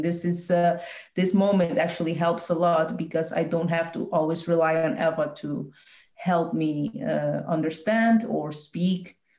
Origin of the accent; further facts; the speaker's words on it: Poland; I've had one or two Polish songs in there, just, you know, like as a, you know, I'm from Poland, now I'm going to sing Polish song for y'all.